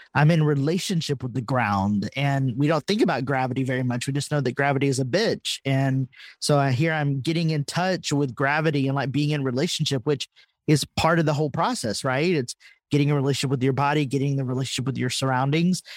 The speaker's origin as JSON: {"language": "English", "region": "Texas", "country": "United States", "accent": "Texas", "moved": "yes", "said": "when I left Texas, I suppress my accent"}